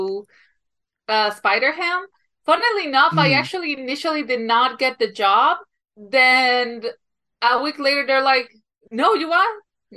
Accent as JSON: {"language": "English", "country": "Colombia", "moved": "yes", "said": "So I'm from Colombia, like, in Encanto, Colombia, not the state"}